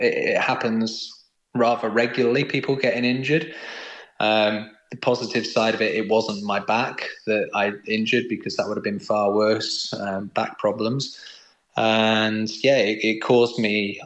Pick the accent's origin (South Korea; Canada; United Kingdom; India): United Kingdom; being a Brit